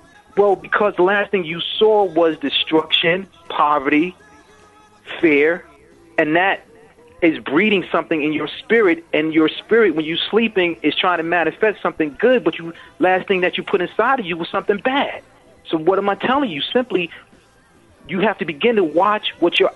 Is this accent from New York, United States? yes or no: yes; New York City, New York, United States; I'm from the Bronx.